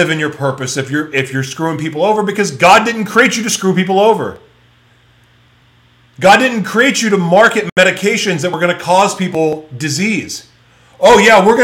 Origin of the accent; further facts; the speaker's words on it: United States; growing up in America